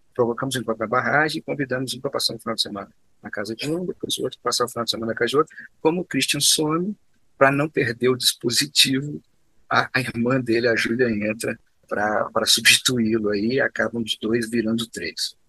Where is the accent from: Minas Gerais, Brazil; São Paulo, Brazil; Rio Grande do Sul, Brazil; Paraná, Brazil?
Minas Gerais, Brazil; Juiz de Fora; moved away as an adult; now in Belo Horizonte, Brazil; Eu sou mineiro de Juiz de Fora, que é uma cidade mineira, mas mais próxima do Rio de Janeiro do que de Belo Horizonte.